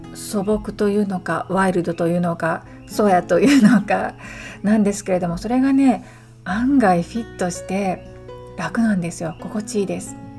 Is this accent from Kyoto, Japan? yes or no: yes; Kyoto, Japan; moved away as an adult; now in Hawaii Island, United States; 私は京都生まれの京都育ちなんですね。